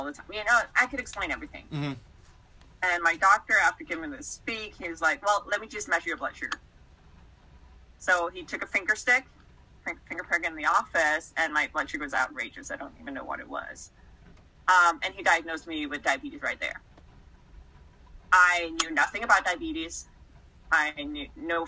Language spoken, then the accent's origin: English; Denmark; moved away as an adult; I grew up in Denmark. So back then, I was still back in Denmark